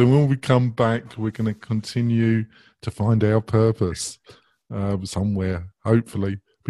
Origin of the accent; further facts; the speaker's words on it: England, United Kingdom; I'm English.